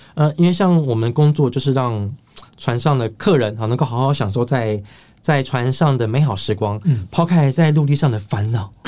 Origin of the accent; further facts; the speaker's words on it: Taiwan; 我来自台湾